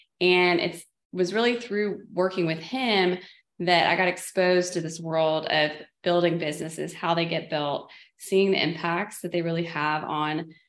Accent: Dallas, Texas, United States; I'm from the Dallas, Texas area

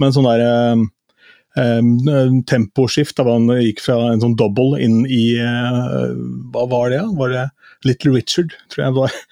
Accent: Askim, Østfold, Norway; ungdomsklubben da jeg vokste opp i Askim

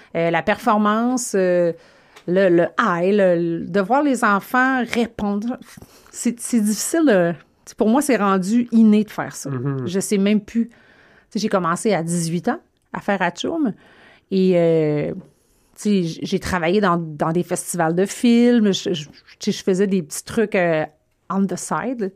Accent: Gaspésie, Quebec, Canada; moved away; also born or lived in Saguenay, Quebec; je suis de la Gaspésie

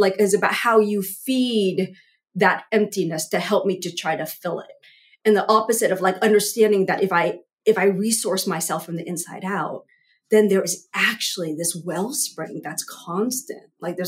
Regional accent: Vietnam; born there; I was born in Vietnam, you know, like I go all the way back there.

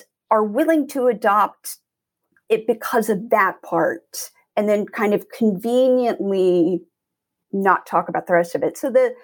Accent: Florida–Alabama border, United States; I grew up in Floribama

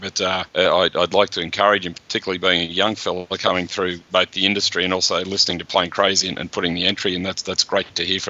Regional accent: Parramatta, New South Wales, Australia; I remember being a schoolboy growing up near Parramatta

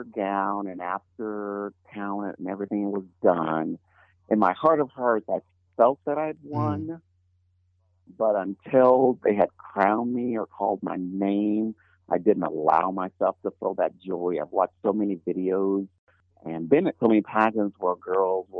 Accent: Illinois, United States; born or raised there

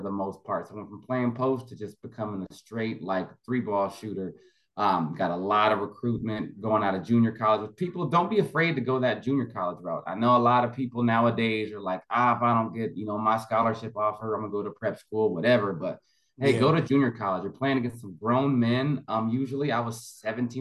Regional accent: Orange County, California, United States; I'm from Orange County, California, originally

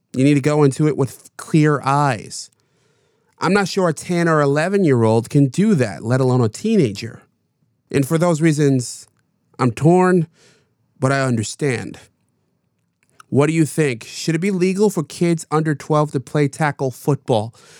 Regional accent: New York, United States; my home state of New York

